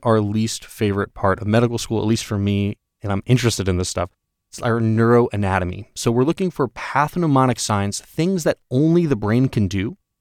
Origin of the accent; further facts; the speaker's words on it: New York, United States; I'm from New York